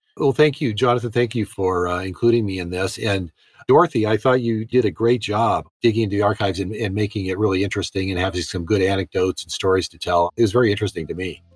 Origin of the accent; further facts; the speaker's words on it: United States; also born or lived in Moscow, Russia; I'm an American journalist.